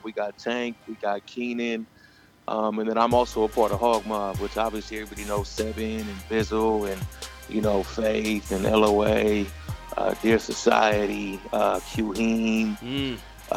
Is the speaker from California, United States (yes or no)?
yes; Richmond, California, United States; I'm from California, from Richmond, California, to be exact, in the San Francisco Bay Area